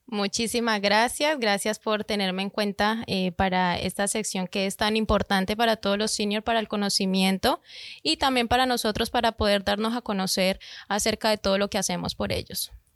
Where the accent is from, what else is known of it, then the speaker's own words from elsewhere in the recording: Colombia; moved away; Yo soy de Colombia